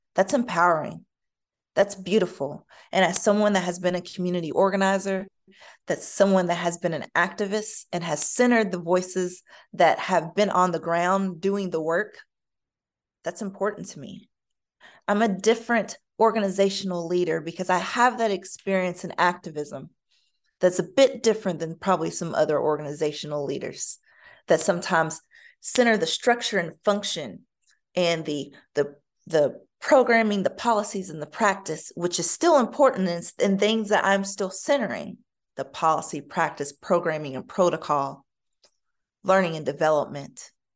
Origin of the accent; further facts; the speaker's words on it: United States; me as an American